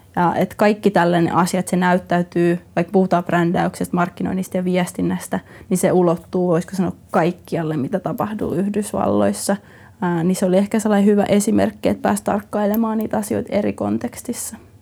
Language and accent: Finnish; Finland; also born or lived in Jyväskylä / Orimattila / Lahti / United States; me kasvettiin Lahdessa, Jyväskylä, Orimattila-alueella